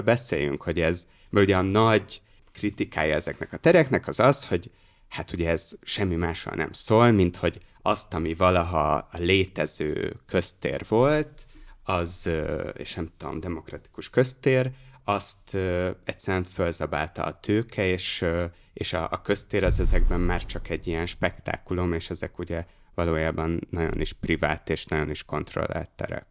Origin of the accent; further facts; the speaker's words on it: Hungary; now in Budapest, Hungary; mint vidéki gyerekről az jut eszembe, amit mondasz, hogy amikor nem költöztem Budapestre